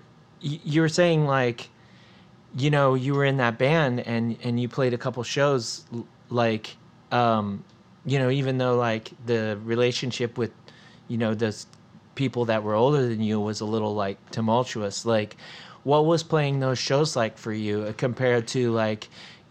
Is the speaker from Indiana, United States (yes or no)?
yes; Indiana, United States; I'm from Indiana